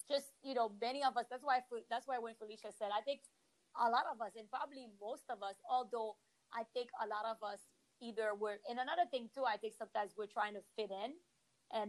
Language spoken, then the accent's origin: English; Haiti; also born or lived in Washington, D.C., United States; now in Miami, United States; I grew up in Haiti in a home where politics was discussed